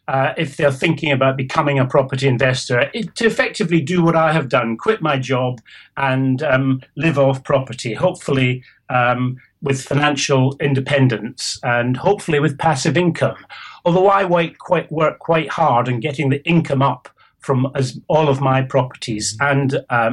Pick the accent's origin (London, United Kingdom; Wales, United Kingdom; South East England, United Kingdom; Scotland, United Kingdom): Scotland, United Kingdom; now in England; So I'm Scottish, and I've spent most of my life in England.